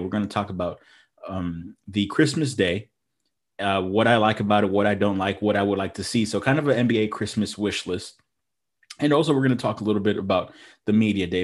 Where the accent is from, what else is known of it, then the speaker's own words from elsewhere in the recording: Houston, Texas, United States; we're from Houston. We're, we're Space City, Texas, uh, Houston, Texas